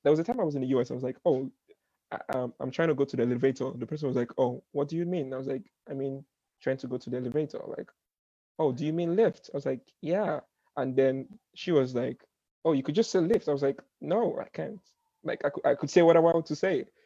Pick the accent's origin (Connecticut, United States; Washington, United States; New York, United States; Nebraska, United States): New York, United States; Brooklyn; I was like, oh, I'm from I'm from I'm from Brooklyn.